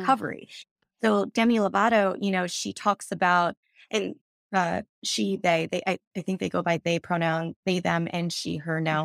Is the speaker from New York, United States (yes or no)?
yes; New York City, New York, United States; I grew up in New York where I would go to Broadway auditions